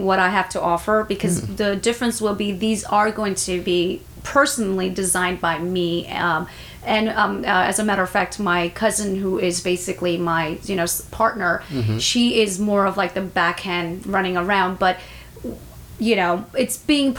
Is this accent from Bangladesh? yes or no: yes; Bangladesh; I'm from Bangladesh